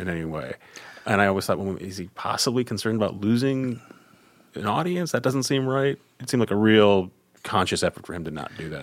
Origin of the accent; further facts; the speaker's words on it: Midwest, United States; growing up in the Midwest